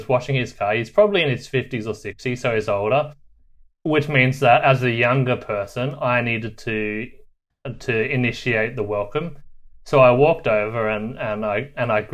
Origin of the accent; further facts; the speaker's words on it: Australia; moved away as an adult; I'm actually from Australia